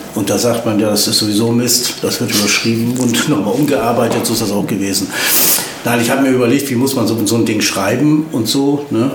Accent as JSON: {"language": "German", "town": "Oldenburg", "region": "Lower Saxony", "country": "Germany", "tie": "born or raised there", "also_born_or_lived": "Hanover", "moved": "as an adult", "lives_now": "Osnabrück, Germany", "said": "bin ich in Hannover Langenhagen geboren worden. Und bin dann aber nach zwei Jahren umgezogen nach Oldenburg mhm. und dann nach Osnabrück"}